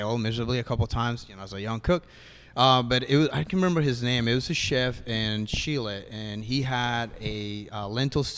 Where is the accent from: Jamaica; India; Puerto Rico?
Puerto Rico; Luquillo; moved away; also born or lived in Miami / San Francisco; I'm originally from Puerto Rico, from a town called Luquillo. It's on the east side. It's a small beach town.